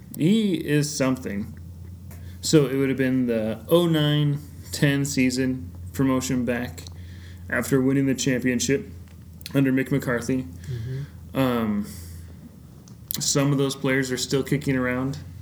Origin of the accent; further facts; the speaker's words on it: United States; as an American fan